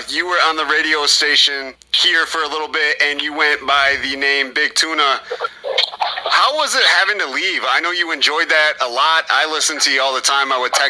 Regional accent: Midwest, United States; I'm from the Midwest.

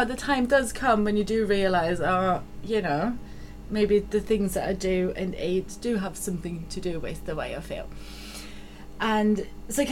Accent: Austria; now in United Kingdom; So I grew up in Austria. Hence the funny accent.

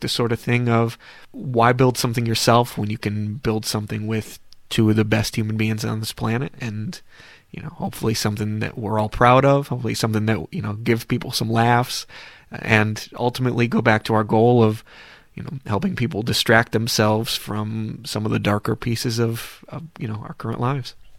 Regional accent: Cleveland, Ohio, United States; I'm also from the Cleveland area, as these gentlemen are

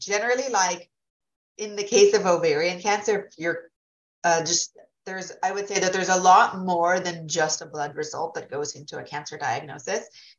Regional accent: Massachusetts, United States; without hating on my home state, Massachusetts

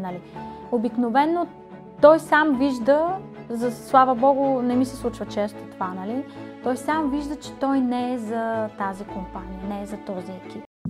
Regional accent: Troyan, Lovech Province, Bulgaria; Аз съм от Троян. Много обичам родния ми град.

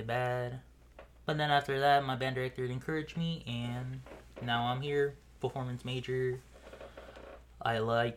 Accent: Wendell, North Carolina, United States; I am from Wendell, North Carolina

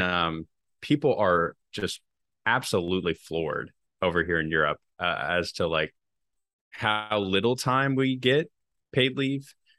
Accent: United States; as an American

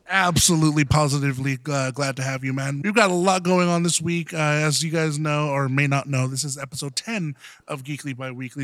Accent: Southern California, United States; I'm from Southern, Southern California

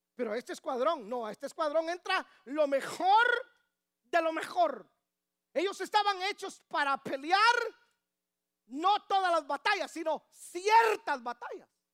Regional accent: Guatemala; moved away; Guatemala, en mi país

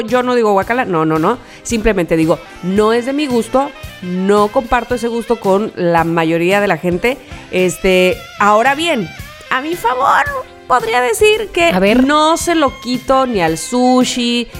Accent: Mexico; soy mexicana

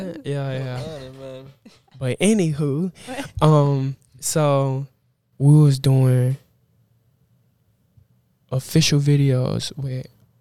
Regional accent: Norcross, Lawrenceville, Georgia, United States; So, I moved from Norcross to Lawrenceville.

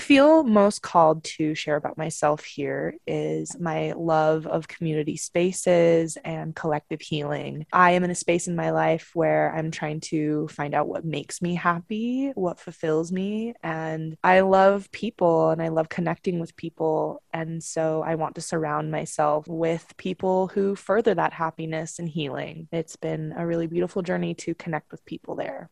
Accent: Salt Lake City, Utah, United States; I am 26 years old, born and raised in Salt Lake City, Utah

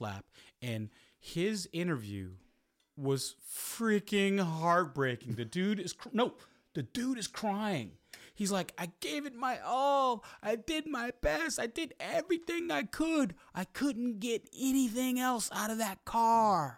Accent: United States; I'm American

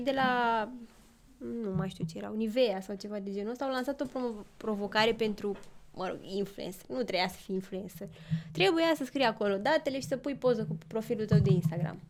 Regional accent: Pitești, Argeș, Romania; moved away as an adult; now in Bucharest, Romania; sunt din Pitești

